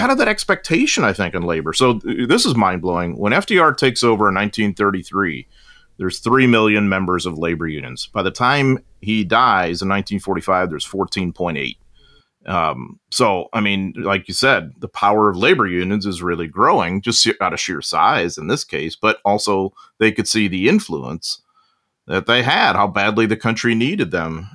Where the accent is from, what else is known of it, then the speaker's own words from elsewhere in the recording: United States; as an American and a U S historian